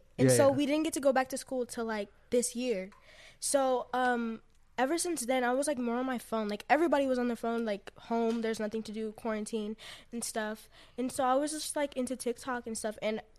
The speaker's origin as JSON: {"language": "English", "region": "Texas", "country": "United States", "tie": "born or raised there", "said": "Yeah, and I grew up in Texas."}